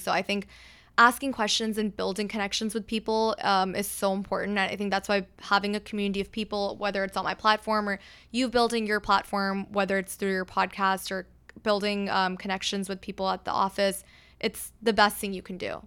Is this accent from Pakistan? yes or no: yes; Pakistan; now in Texas, United States; I'm, I'm from Pakistan, and so for us, uh, we have multiple days of events